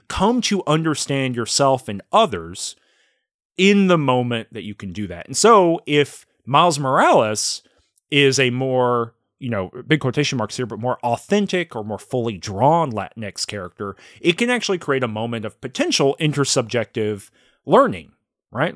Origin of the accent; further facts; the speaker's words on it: the South, United States; I grew up in the South, but then I grew up in a town that had a factory in it